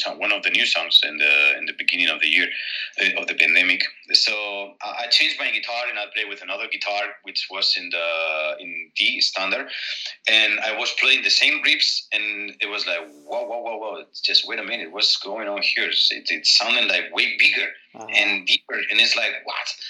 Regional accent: Spain; born or raised there

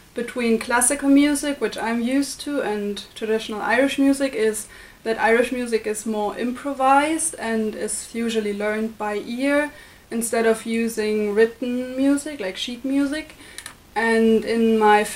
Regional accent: Germany; moved away as an adult; now in Limerick, Ireland; from Germany. I'm an Erasmus student studying journalism here at the University of Limerick.

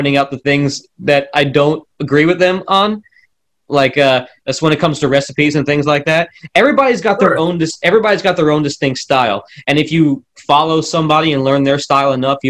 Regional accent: East Coast of Florida, United States; now in Nashville, United States; growing up on the East Coast of Florida, the Caribbean culture was just sort of around.

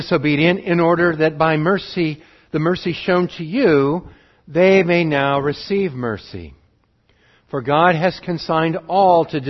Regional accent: Montana, United States; also born or lived in Montgomery, Alabama; Spent the rest of my growing up in Montana

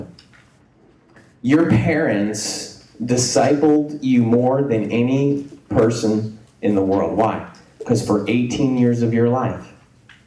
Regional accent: Clark, New Jersey, United States; I was from Clark, New Jersey

